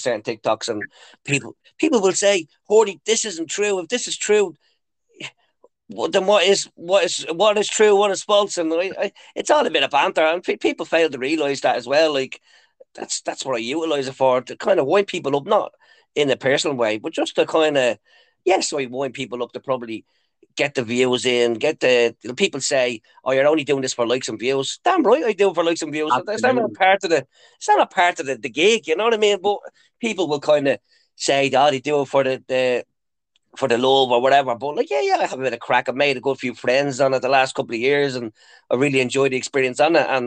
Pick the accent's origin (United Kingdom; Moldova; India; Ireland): Ireland; Dublin, Leinster; moved away as an adult; now in Lucan, Ireland; Originally, I'm from Ballyferma. Growing up in Ballyferma, it was very tough back in the day.